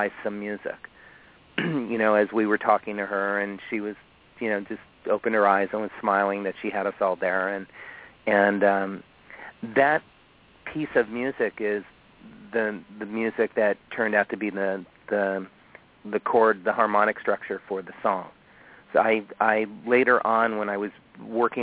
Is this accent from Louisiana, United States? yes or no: no; Miami, Florida, United States; moved away; my hometown of Florida, you know, in Miami